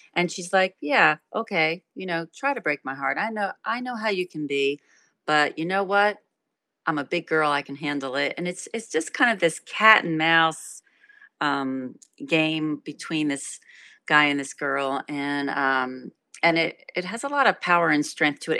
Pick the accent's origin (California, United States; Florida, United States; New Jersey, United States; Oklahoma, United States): New Jersey, United States; Trenton; I was raised in Trenton, New Jersey